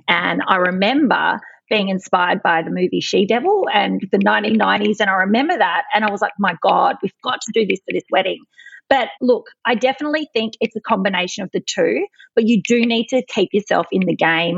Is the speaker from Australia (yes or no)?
yes; Adelaide, South Australia, Australia; I'm from Adelaide